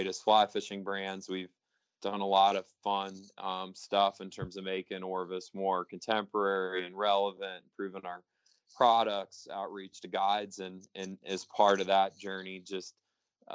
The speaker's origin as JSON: {"language": "English", "town": "St. Louis", "region": "Missouri", "country": "United States", "tie": "born or raised there", "also_born_or_lived": "Jackson Hole, Wyoming", "moved": "yes", "said": "I grew up in St. Louis, Missouri, big Catholic family, oldest of seven kids"}